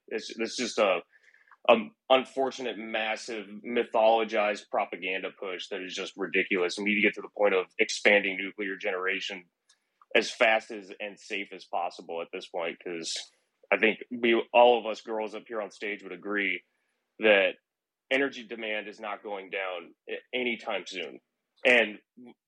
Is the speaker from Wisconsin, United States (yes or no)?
no; Iowa, United States; moved away; there was a reactor in my hometown back in Iowa, the Duane Arnold facility.